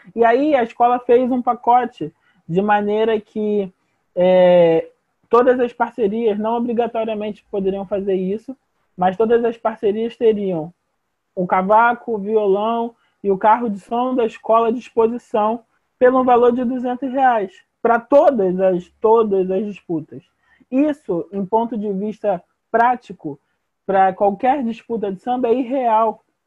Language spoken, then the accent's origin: Portuguese; Rio de Janeiro, Brazil; sou de Ramos, sou morador da Leopoldina